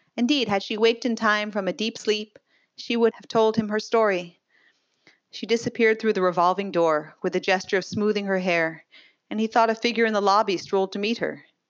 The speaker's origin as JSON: {"language": "English", "region": "Hawaii", "country": "United States", "tie": "born or raised there", "said": "somebody who grew up in Hawaii"}